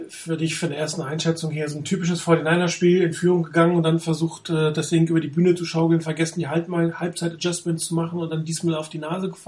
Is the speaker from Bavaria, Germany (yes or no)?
no; Hamburg, Germany; now in Hesse, Germany; Ich komme aus, äh, ich komme aus Hamburg, aber ich wohne in Mittelhessen.